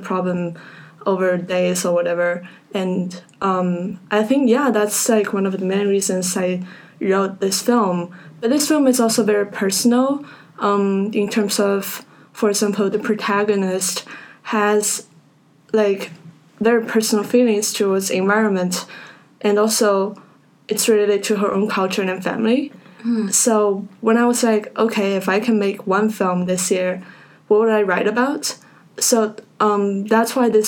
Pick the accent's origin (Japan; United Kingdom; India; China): China; Shanghai; now in Vancouver, Canada; I grew up in Shanghai, China